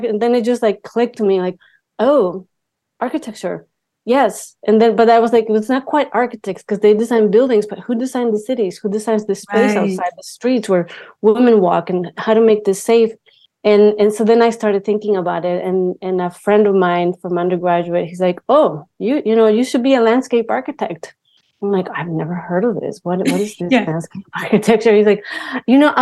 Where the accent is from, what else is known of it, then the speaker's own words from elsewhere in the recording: Mexico; moved away; growing up in Mexico, it was extremely, you know, macho culture